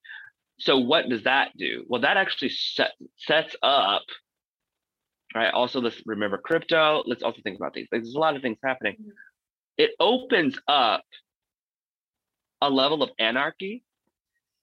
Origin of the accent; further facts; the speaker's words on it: Missouri, United States; moved away; I'm from Missouri